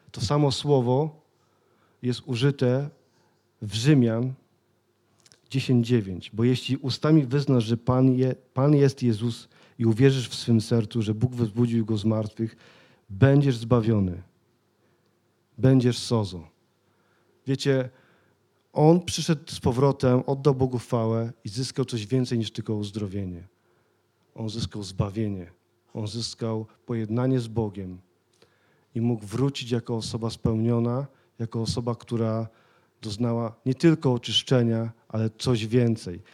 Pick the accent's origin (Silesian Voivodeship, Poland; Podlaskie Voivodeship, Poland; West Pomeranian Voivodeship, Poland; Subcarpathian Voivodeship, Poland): Silesian Voivodeship, Poland; Sosnowiec; pochodzę z Sosnowca, bo wielu z was wie, ale mieszkałem naprawdę w takich terenie, gdzie inni ludzie się bali przejść tamtędy